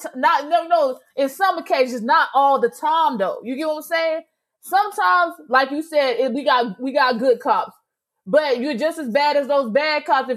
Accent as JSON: {"language": "English", "town": "Augusta", "region": "Georgia", "country": "United States", "moved": "yes", "said": "I am from Augusta, Georgia"}